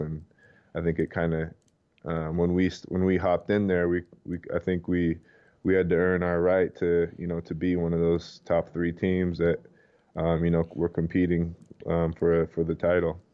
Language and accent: English; Provo, Utah, United States; moved away as an adult; also born or lived in Philadelphia / Los Angeles / Brooklyn; I grew up in Provo. I've lived there, um, basically my whole life until, you know, after college